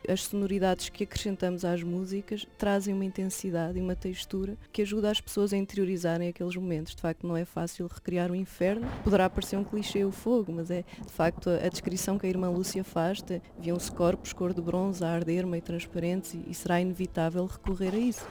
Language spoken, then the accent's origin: Portuguese; Fátima, Centro, Portugal; eu sou de Fátima